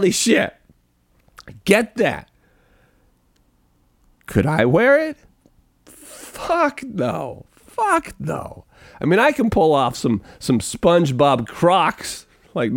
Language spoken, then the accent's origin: English; Pacific Northwest, United States; I'm just from the Pacific Northwest. There's some things fashion-wise like that I won't do, just being a Pacific Northwest kid.